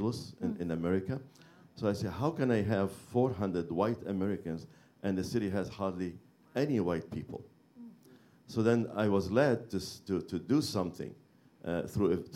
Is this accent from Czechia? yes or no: no; Beirut, Beirut Governorate, Lebanon; moved away; I'm from Beirut, Lebanon